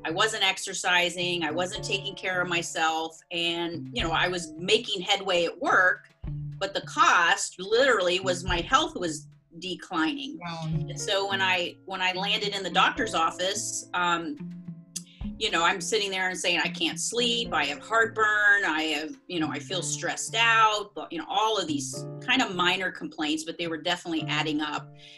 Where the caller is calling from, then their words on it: South Florida, United States; Yes, I am calling you from South Florida. So I'm in between Fort Lauderdale and Palm Beach